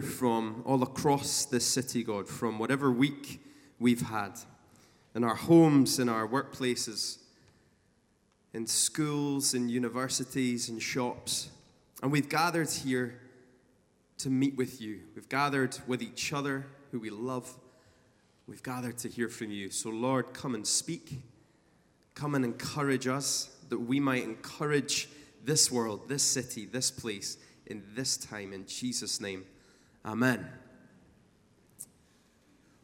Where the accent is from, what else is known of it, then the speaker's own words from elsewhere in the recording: Scotland, United Kingdom; a Scottish musician